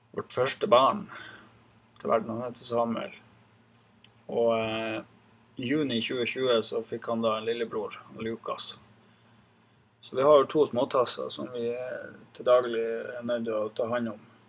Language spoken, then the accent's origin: Norwegian; Gamnes, Troms, Norway; also born or lived in Reinøya; Så jeg er født og oppvokst her på Gamnes